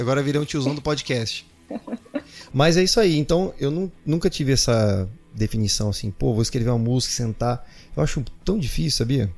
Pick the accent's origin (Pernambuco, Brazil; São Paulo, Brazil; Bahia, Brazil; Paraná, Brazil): Bahia, Brazil; Salvador; moved away; eu passei a minha adolescência em Salvador, na Bahia